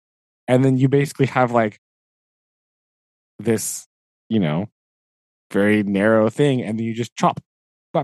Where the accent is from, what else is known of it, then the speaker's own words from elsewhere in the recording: United States; me being an American